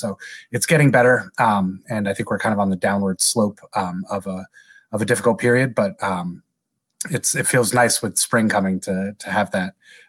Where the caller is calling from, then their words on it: State College, Pennsylvania, United States; I'm calling from State College, Pennsylvania. It's a smallish college town in the middle of the state of Pennsylvania.